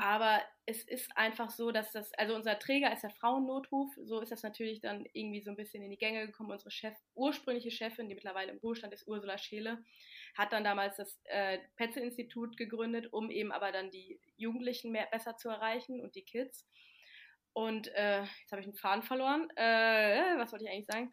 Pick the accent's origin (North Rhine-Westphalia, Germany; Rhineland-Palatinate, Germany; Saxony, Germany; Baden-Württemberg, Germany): Rhineland-Palatinate, Germany; Mainz; moved away as an adult; now in Kiel, Germany; Ich komme ja aus der Ecke aus Mainz